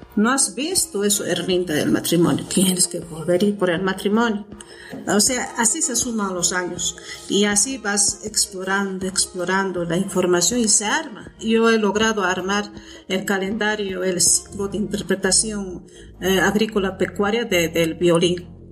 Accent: Potosí, Bolivia; soy potosina, vivo en Potosí

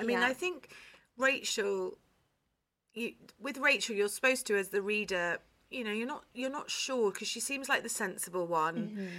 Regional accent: London, United Kingdom; I'm a Londoner born and bred.

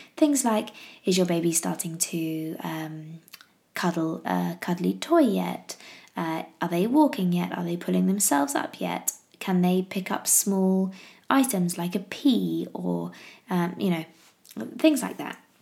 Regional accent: England, United Kingdom; I'm English

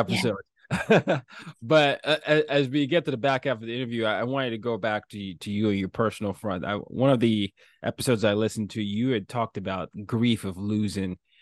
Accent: Nigeria; I'm from Nigeria

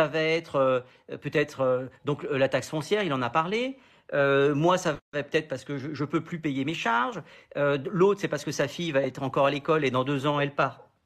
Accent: Paris, Île-de-France, France; je suis parisien

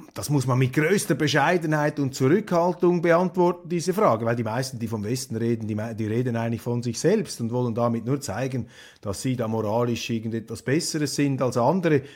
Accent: Switzerland; als Schweizer

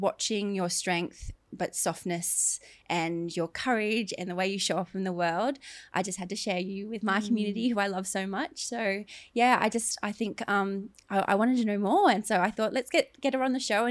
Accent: Logan, Queensland, Australia

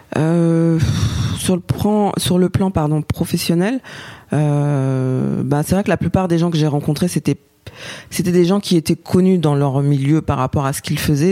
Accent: Paris, Île-de-France, France; je suis française et née à Paris

